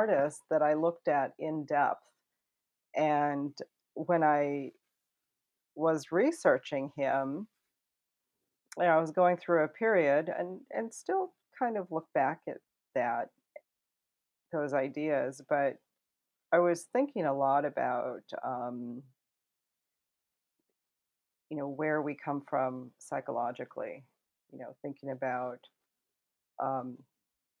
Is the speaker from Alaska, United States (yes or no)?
yes; Eagle River, Alaska, United States; also born or lived in Anchorage, Alaska; I was born in Anchorage, Alaska, and grew up in Eagle River, Alaska, just a little northeast of Anchorage